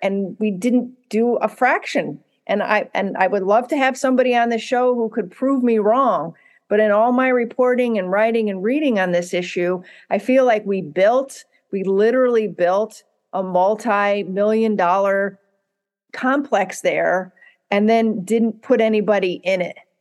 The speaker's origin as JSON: {"language": "English", "country": "United States", "said": "as a, as an American"}